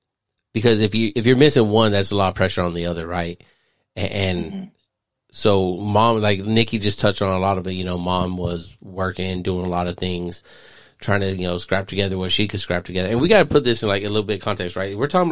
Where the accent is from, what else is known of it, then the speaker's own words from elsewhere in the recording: Phoenix, Arizona, United States; I didn't know what a Filipino was coming from Phoenix.